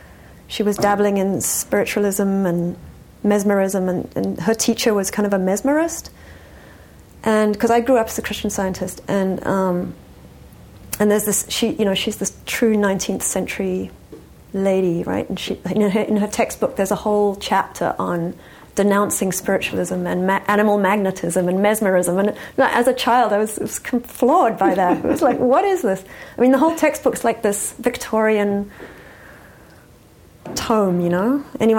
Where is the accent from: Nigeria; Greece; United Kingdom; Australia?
United Kingdom; England; also born or lived in Johannesburg, South Africa; but yeah, I grew up first in England, and then I spent a lot of time in Johannesburg, South Africa, because my parents were from there and had moved to England